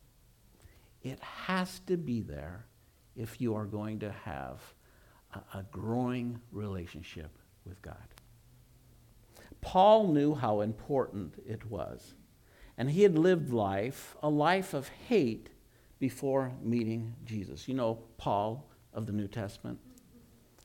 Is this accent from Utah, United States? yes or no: yes; Utah, United States; I was raised in Utah, and I was raised in a Christian home